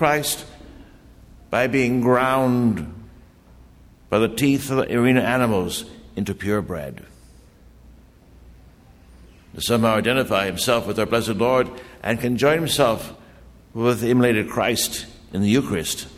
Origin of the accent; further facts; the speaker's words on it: Bad Axe, Michigan, United States; I hail from Bad Axe, Michigan, which is in the thumb of Michigan.